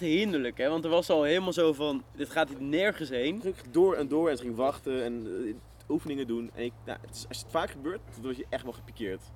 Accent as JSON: {"language": "Dutch", "country": "Netherlands", "said": "als Nederlander"}